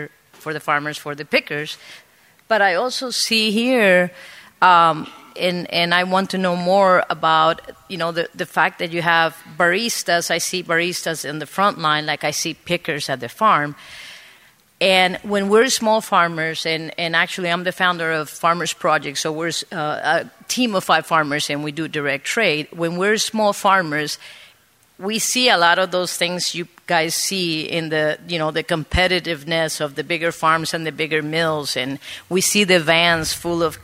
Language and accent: English; Costa Rica; I'm from Costa Rica